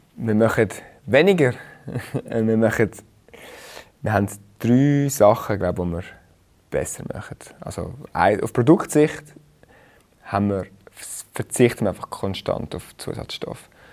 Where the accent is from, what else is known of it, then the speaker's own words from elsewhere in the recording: Rheinfelden, Aargau, Switzerland; moved away as an adult; also born or lived in Zurich; ich bin in Rheinfelden aufgewachsen